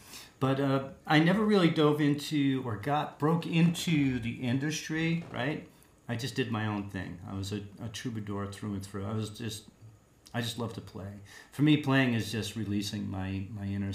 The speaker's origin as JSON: {"language": "English", "town": "Huntington", "region": "New York", "country": "United States", "tie": "born or raised there", "also_born_or_lived": "East Northport, New York / Commack, New York / Westhampton Beach, New York", "moved": "as an adult", "lives_now": "Columbia, United States", "said": "Long Island is where I spent pretty much all my life. I was born and spent most of my life there, and I was born in Huntington"}